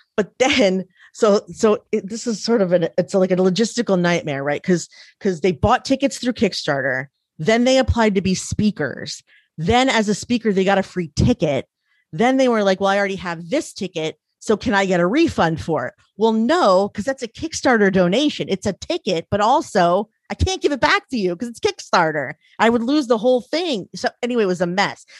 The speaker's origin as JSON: {"language": "English", "town": "Frederick", "region": "Maryland", "country": "United States", "tie": "born or raised there", "said": "I grew up in Frederick, Maryland, where there was, like, fifty Jewish families"}